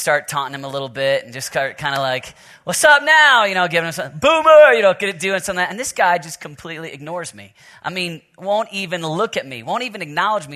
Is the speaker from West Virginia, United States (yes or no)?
no; Oklahoma, United States; I'm from Oklahoma, so I got Sooner, Sooner blood in me